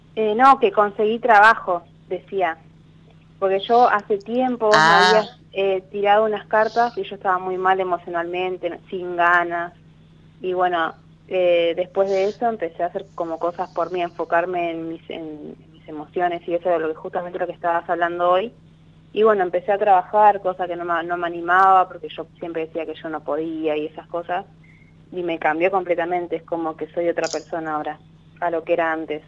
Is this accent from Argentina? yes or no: yes; Ezeiza, Buenos Aires Province, Argentina; de Ceiza